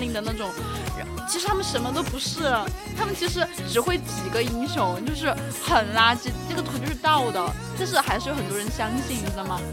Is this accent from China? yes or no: yes; Sichuan, China; accent: Sichuanese; 我们四川话